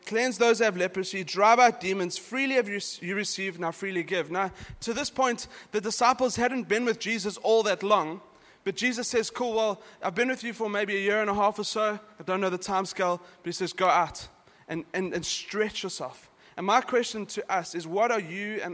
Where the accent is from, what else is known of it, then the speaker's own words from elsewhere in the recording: South Africa; now in Dubai, United Arab Emirates; I'm from South Africa, but we grew up with a really strong Christian culture. It's in our schools